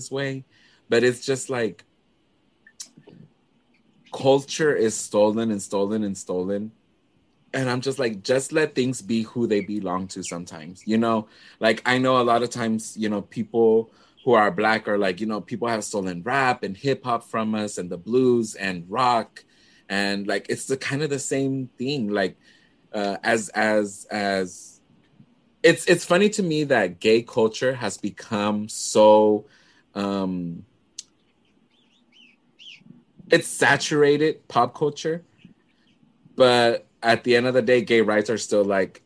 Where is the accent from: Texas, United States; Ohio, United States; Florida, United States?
Texas, United States; Dallas; accent: Chicano; also born or lived in Puerto Rico; I grew up in Oak Cliff